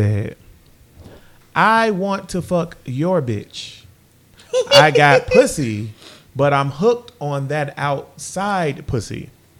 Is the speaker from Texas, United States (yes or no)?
yes; Texas, United States; Hey, I'm a Texan.